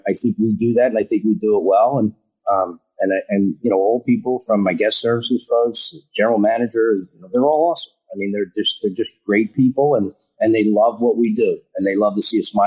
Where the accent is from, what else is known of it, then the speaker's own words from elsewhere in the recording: Philadelphia, Pennsylvania, United States; moved away as an adult; I grew up in Philadelphia. I grew up in Wissanoming. I grew up in a very blue collar neighborhood